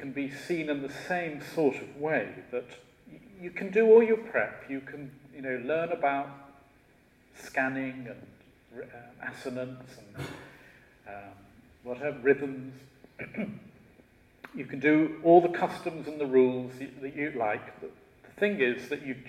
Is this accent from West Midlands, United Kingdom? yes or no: yes; Shropshire, West Midlands, United Kingdom; now in London, United Kingdom; I was originally from Shropshire